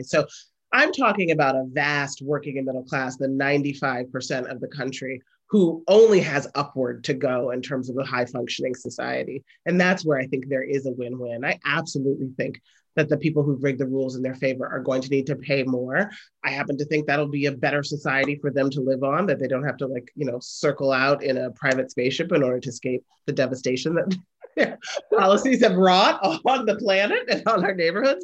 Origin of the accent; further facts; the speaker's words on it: Chicago, Illinois, United States; I'm from Chicago